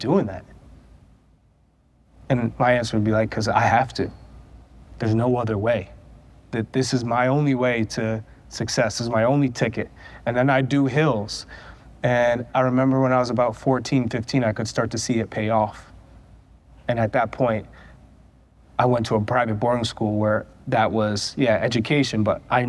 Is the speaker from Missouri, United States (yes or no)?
no; New Hampshire, United States; I grew up in New Hampshire